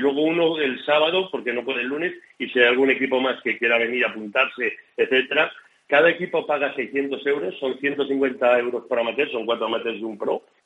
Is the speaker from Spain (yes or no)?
yes; Catalonia, Spain; Yo soy catalán